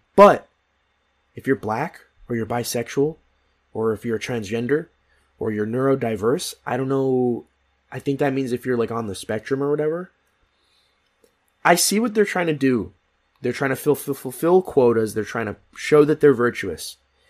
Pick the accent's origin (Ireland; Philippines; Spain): Philippines; I am Filipino. I am the most underrepresented part of the Asian community.